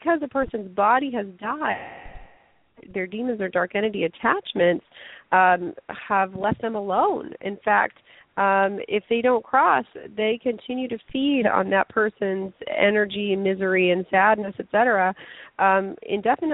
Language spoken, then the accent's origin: English; Lafayette, Colorado, United States; moved away as an adult; also born or lived in China; my street in Lafayette, Colorado, which is my hometown